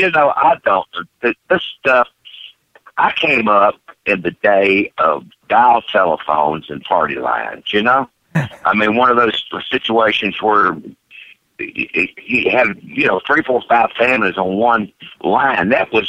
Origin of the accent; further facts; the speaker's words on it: North Carolina, United States; also born or lived in Wilmington, North Carolina / Georgia; Born in Wilmington, North Carolina, and I grew up all over the South, all over North and South Carolina and Georgia.